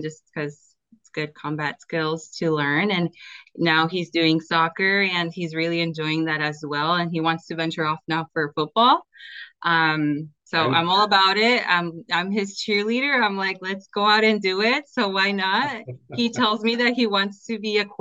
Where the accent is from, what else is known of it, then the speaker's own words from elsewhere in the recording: Oregon, United States; also born or lived in California; I was born in Cali, raised in Oregon